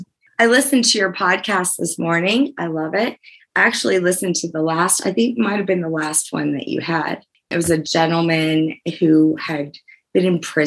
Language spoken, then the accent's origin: English; New Orleans, Louisiana, United States; now in Aurora, United States; I'm originally from New Orleans. I'm Louisiana.